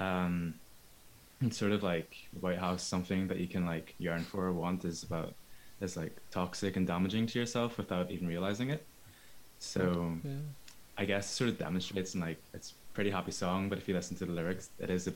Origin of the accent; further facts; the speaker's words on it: Bangor, United Kingdom; I'm from Bangor. Parents from Hong Kong